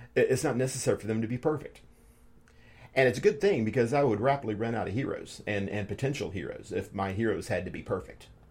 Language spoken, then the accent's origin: English; United States; as American as I am